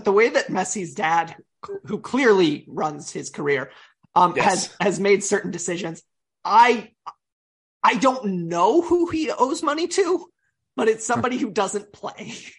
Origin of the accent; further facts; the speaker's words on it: United States; as an American